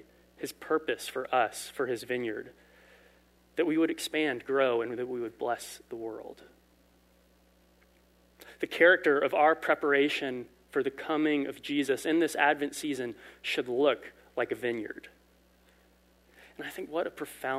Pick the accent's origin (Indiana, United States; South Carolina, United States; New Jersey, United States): South Carolina, United States; Lowcountry; I am from Lowcountry, South Carolina, where there are not vineyards